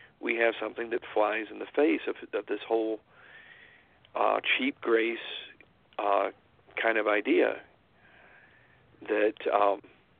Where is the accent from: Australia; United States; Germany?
United States; Georgia; now in Utah, United States; I was born in Georgia and I'm out here in Utah